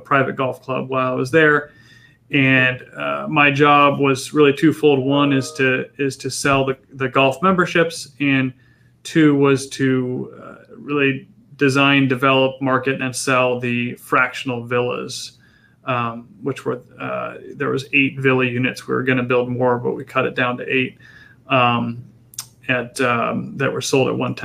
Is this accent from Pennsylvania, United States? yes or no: no; San Diego, California, United States; also born or lived in Yucaipa/Redlands, California / Wake Forest, North Carolina; I grew up in North County